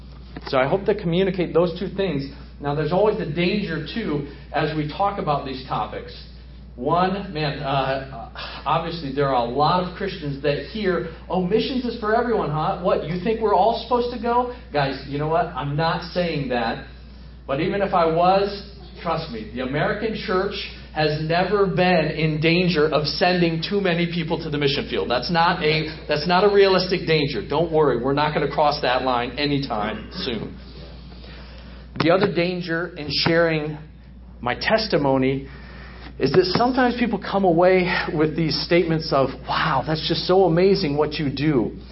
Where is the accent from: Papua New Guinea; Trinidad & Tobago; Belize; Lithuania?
Papua New Guinea; moved away; also born or lived in Michigan; I was born in Michigan in 1978. And when I was 6 months old, my parents jumped on a plane in Los Angeles, California, along with my older brother and myself, and we flew halfway around the world to the country of Papua New Guinea.